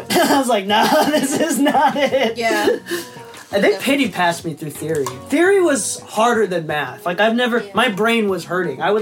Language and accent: English; Japan; moved away; I think that's like a classic immigrant thing. So I'm an immigrant. So I moved from Japan.